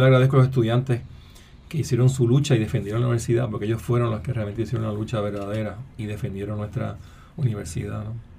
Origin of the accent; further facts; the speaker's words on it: Puerto Rico; Así que soy puertorriqueño, soy biólogo, soy profesor e investigador en la UPR en Río Piedras